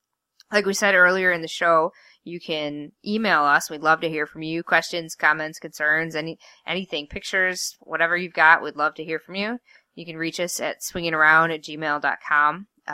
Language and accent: English; United States; So it makes me proud to be an American.